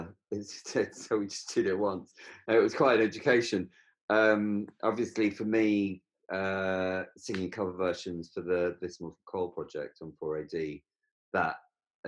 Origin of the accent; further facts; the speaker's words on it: London, United Kingdom; as a Londoner